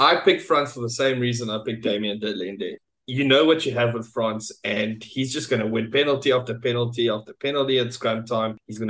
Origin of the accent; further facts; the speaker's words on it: Lowveld, Mpumalanga, South Africa; us Lowfelders